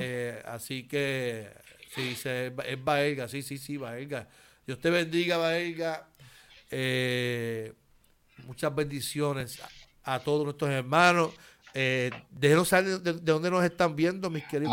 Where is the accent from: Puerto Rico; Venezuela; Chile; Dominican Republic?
Puerto Rico; Carolina; Yo soy de Carolina.